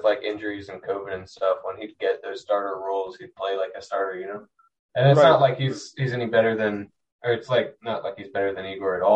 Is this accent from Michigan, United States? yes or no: no; Las Vegas, Nevada, United States; now in South Carolina, United States; I'm from Vegas, but that's where I live now